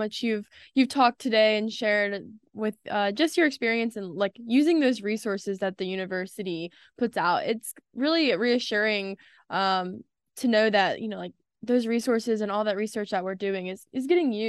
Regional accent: Southeast Virginia, United States; I'm from Southeast Virginia

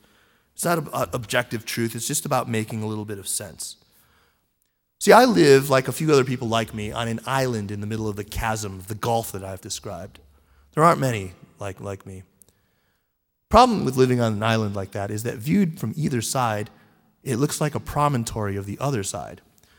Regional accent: United States; I'm a Chinese and I'm an American, and I feel sort of a very strong bicultural identity.

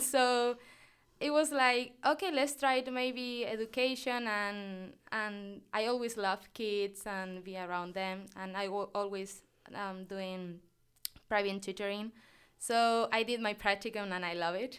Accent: Tenerife, Canary Islands, Spain; accent: Canarian Spanish, similar to Latin American; English is a second language; moved away as an adult; now in Nebraska, United States; I'm, I'm from a island called Tenerife

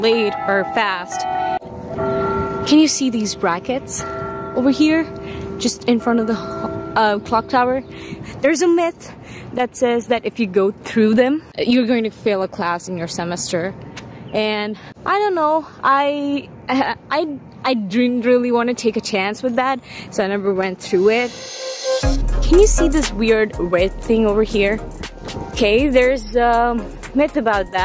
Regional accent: India; moved away as an adult; now in Nebraska, United States; I'm from India

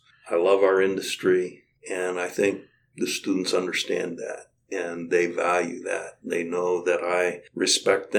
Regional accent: Kansas, United States; now in Nebraska, United States; I was born and raised in Kansas

